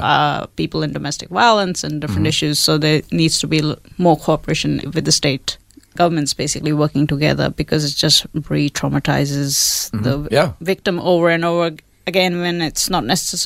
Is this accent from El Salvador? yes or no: no; India; now in Australia; I was born in India